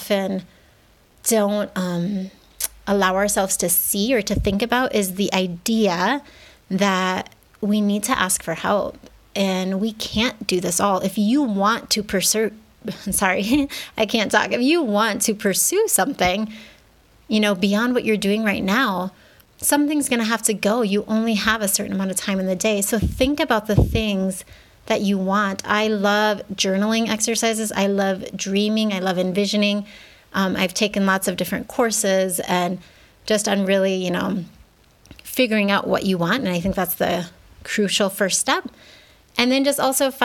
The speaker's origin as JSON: {"language": "English", "country": "United States", "tie": "born or raised there", "moved": "as an adult", "lives_now": "Mexico", "said": "I grew up in the States"}